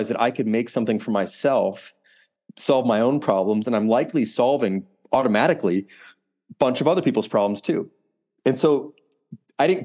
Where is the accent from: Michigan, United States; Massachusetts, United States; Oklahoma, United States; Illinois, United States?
Illinois, United States; Deerfield; I grew up in the suburbs of Chicago in a suburb called Deerfield, which is on the North Shore, for those who know the area.